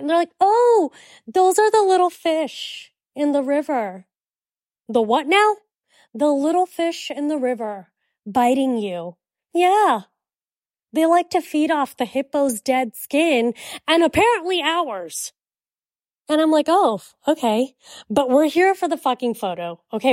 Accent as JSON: {"language": "English", "country": "United States", "also_born_or_lived": "India", "accent": "American", "said": "we're from America"}